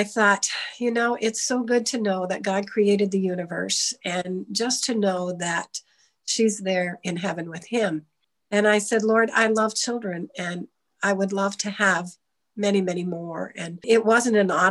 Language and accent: English; Easton, United States; I grew up in Easton all my life, so I'm not far away from here